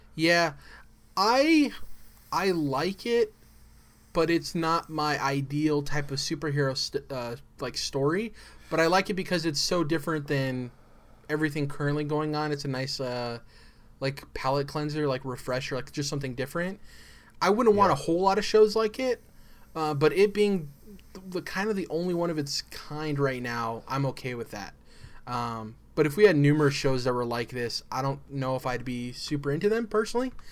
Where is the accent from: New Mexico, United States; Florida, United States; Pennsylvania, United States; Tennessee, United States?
New Mexico, United States; I'm from New Mexico